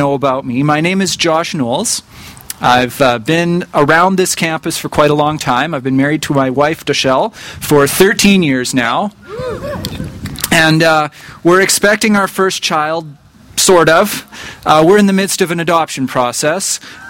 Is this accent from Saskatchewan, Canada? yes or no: yes; rural Saskatchewan, Canada; I grew up only about an hour's drive away from here in rural Saskatchewan